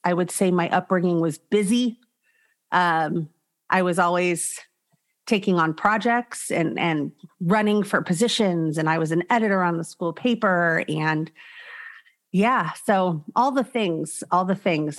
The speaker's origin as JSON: {"language": "English", "town": "Los Angeles", "region": "California", "country": "United States", "tie": "born or raised there", "also_born_or_lived": "Arizona", "said": "I was born in the San Fernando Valley. I grew up in the San Fernando Valley"}